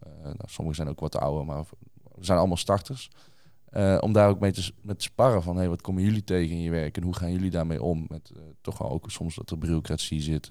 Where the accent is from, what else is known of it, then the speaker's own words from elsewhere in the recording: Tilburg, North Brabant, Netherlands; ik kom zelf uit Tilburg